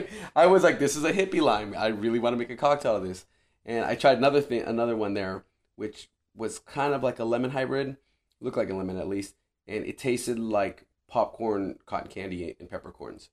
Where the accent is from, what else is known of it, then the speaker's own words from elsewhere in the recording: Riverside County, California, United States; now in San Diego, United States; born and raised in Riverside County, it was kind of a homecoming for me of sorts